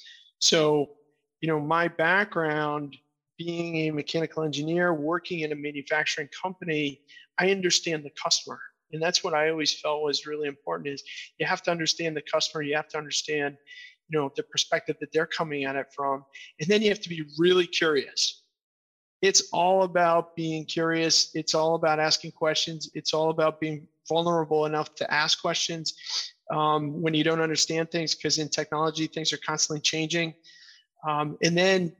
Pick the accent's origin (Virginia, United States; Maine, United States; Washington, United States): Maine, United States; Portland; I grew up in Portland, Maine. I lived outside for a while. I moved back for a reason